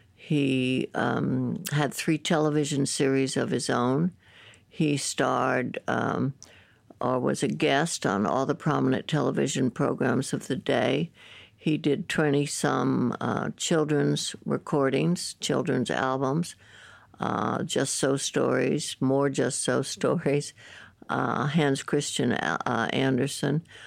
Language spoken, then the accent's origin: English; San Francisco, California, United States; I grew up in San Francisco